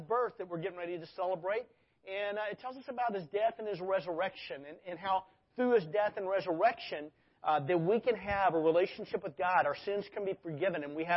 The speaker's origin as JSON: {"language": "English", "region": "Arkansas", "country": "United States", "tie": "born or raised there", "moved": "yes", "said": "I grew up in Arkansas."}